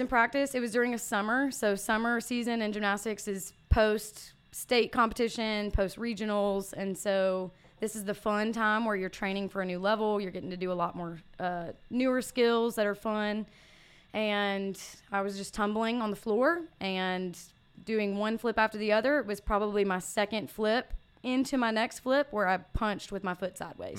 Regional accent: Brandon, Mississippi, United States; I grew up in Brandon, Mississippi

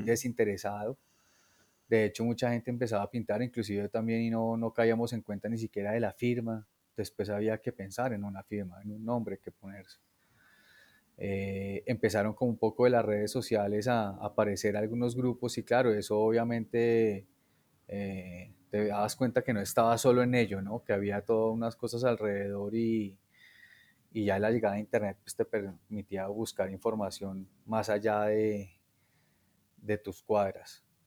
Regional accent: Bogotá, Colombia; yo nací en Bogotá.

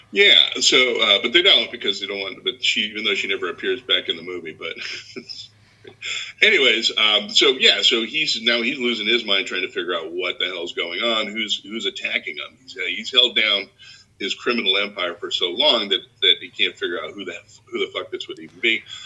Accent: United States; as an American

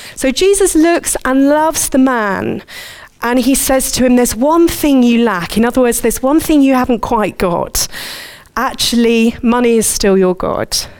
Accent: Surbiton, London, United Kingdom; I grew up in Surbiton

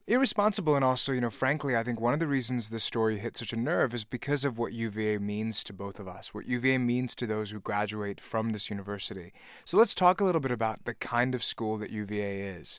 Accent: Virginia, United States; I'm from Virginia

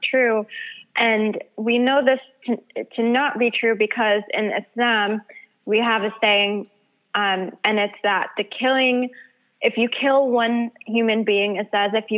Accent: Michigan, United States; I actually grew up in Michigan.

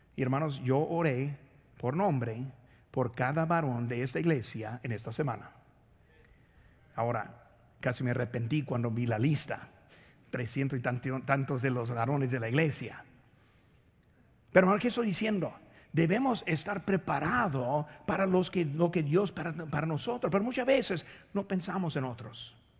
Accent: Indiana, United States; moved away; De donde yo nací, ahí en Indiana

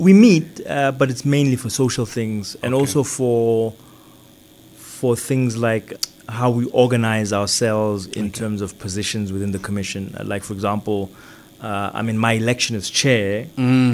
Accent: South Africa; I come from South Africa, are influenced by the fact that I studied in South Africa

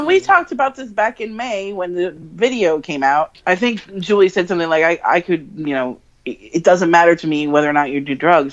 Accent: just outside of Hartford, Connecticut, United States; I grew up just outside of Hartford.

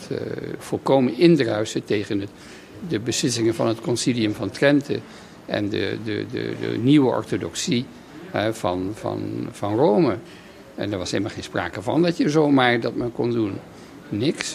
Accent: Netherlands; moved away; na een heel leven buiten Nederland terug te keren in, in mijn vaderland

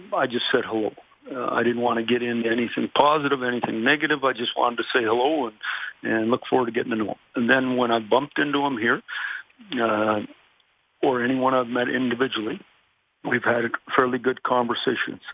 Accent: Canada; also born or lived in Michigan; now in Toronto, Canada; being a Canadian myself

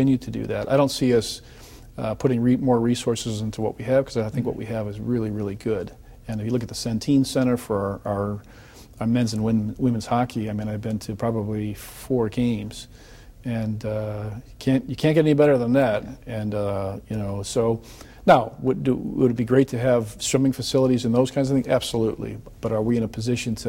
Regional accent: Chicago, Illinois, United States; moved away; when I was from Chicago, and I had the coach come to our high school

